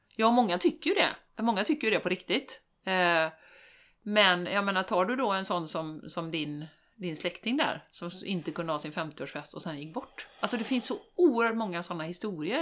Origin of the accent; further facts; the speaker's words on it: Sweden; som svensk